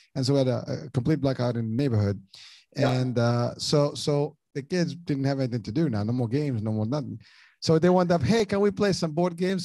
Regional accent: Morocco; moved away; I grew up in Morocco

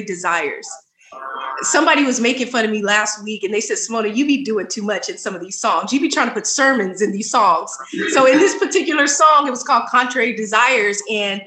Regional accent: Sacramento, California, United States; also born or lived in Oakland, California; I moved to Sacramento when I was four.

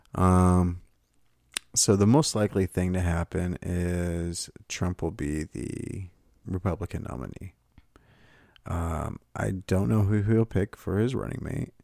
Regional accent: Texas, United States; I grew up in Texas

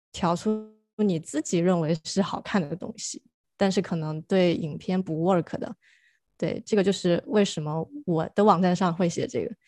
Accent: China; now in United States; 因为我是从国内过来留学读电影，然后留下来的人

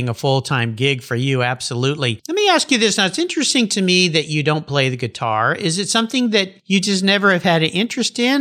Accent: Southern California, United States; I grew up in Southern California and I was a surfer

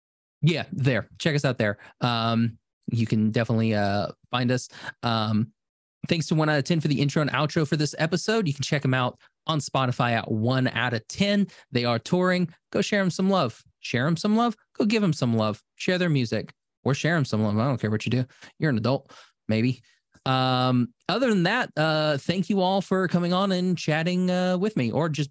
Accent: Buenos Aires, Argentina; And I'm from Buenos Aires, and I say kill them

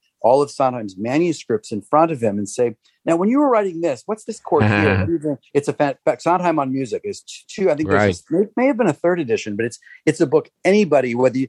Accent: Glen Echo, Maryland, United States; also born or lived in Los Angeles / Bethesda / Silver Spring; now in New York City, United States; I grew up near Glen Echo, Maryland

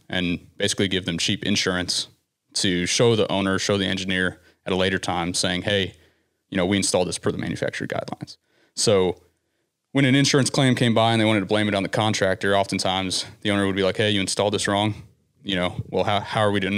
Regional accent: Citrus County, Florida, United States; I'm from Florida originally.

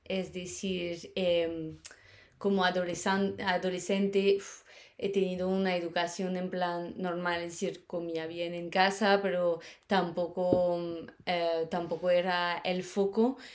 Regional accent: Paris, Île-de-France, France; Spanish is a second language; moved away as an adult; also born or lived in Germany; now in Madrid, Spain; eh, como lo has dicho, soy de, Francia, em, he nacido en París, y he crecido en, París.

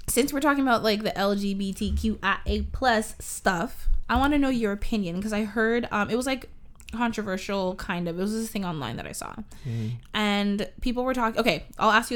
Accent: Canada; I am a Canadian, and I was born here

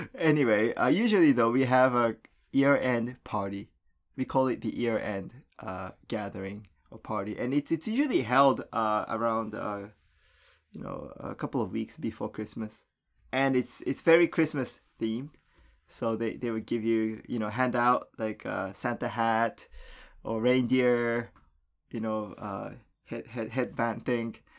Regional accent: Japan; moved away; when I was a kid growing up in Japan

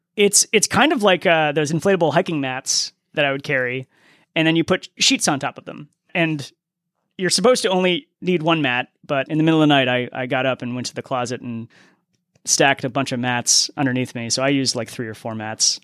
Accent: Boston, Massachusetts, United States; moved away; I'm from Boston originally

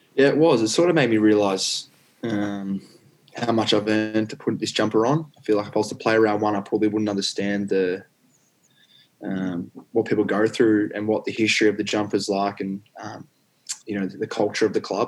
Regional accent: Warrandyte, Victoria, Australia; I grew up in Warrandyte

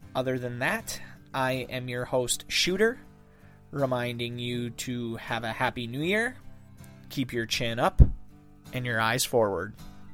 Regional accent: Dickinson County, Upper Peninsula, Michigan, United States; accent: Yooper; living back in my hometown

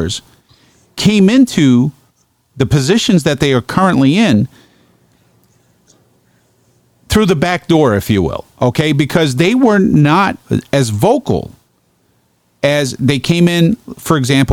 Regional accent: Brooklyn, New York, United States; now in Geneva, United States; My hometown, Brooklyn

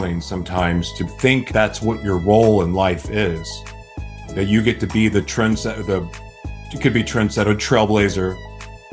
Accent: United States; growing up in America

